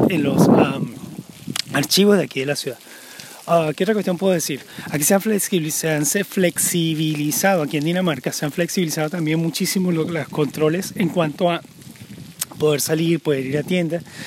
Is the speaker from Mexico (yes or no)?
no; Venezuela; moved away as an adult; now in Denmark